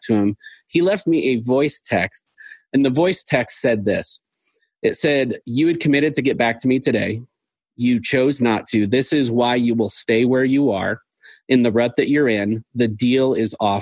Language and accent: English; Seattle, Washington, United States; moved away as an adult; also born or lived in Sioux Falls, South Dakota; I grew up in Seattle, the Seattle area, went to college up there and lived there for a while